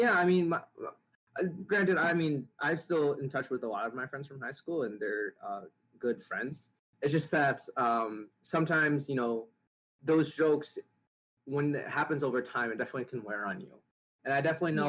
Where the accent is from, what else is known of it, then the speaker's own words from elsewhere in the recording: Minnesota, United States; also born or lived in Hanoi, Vietnam; I grew up in a rural part of Minnesota